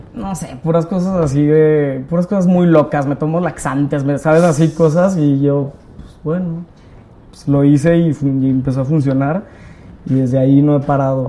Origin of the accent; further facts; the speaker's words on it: Torreón, Coahuila, Mexico; accent: norteño; moved away as an adult; now in Mexico City, Mexico; yo soy de Torreón. Vale. En Torreón hacía teatro de, de niño